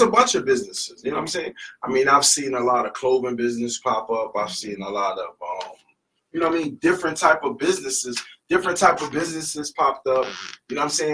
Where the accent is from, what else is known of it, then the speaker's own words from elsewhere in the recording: Philadelphia, Pennsylvania, United States; moved away; we're from the East Coast, we're from Philadelphia